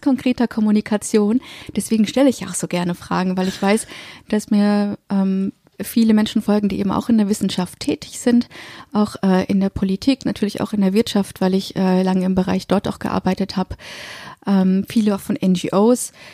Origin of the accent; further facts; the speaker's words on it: Germany; Und jetzt bin ich hier noch im dritten, im Deutschen, als gebürtige Deutsche